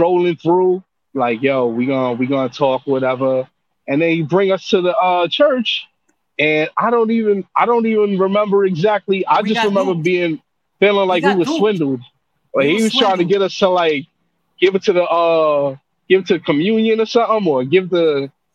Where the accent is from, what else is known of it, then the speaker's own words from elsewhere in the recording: New York City, New York, United States; I'm from Brooklyn